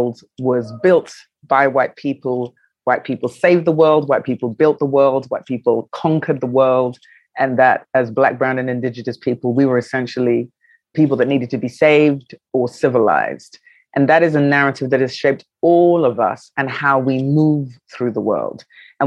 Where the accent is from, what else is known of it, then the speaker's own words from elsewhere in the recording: London, United Kingdom; moved away as an adult; also born or lived in New York, United States; now in Accra, Ghana; I was born in London, which is my home of my birth. I went to school there.